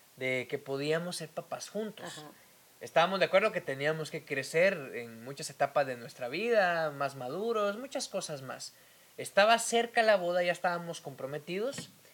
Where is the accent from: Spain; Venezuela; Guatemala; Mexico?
Guatemala; eastern Guatemala; Yo soy de Oriente, eh, el Oriente de Guatemala es un tanto, no machista, pero sí muy tradicional